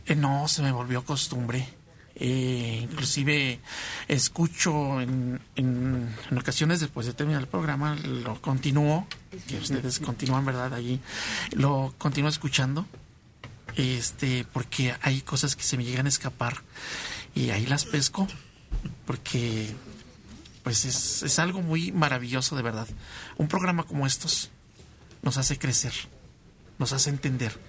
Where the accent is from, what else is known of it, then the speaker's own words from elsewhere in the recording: San Martín Texmelucan, Puebla, Mexico; Yo soy del estado de Puebla, de San Martín Local